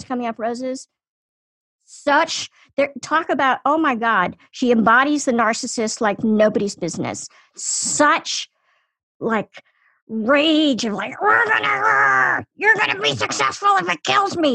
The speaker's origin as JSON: {"language": "English", "town": "Washington", "region": "District of Columbia", "country": "United States", "tie": "born or raised there", "said": "when I was growing up in Washington, D.C., there was a woman in my neighborhood"}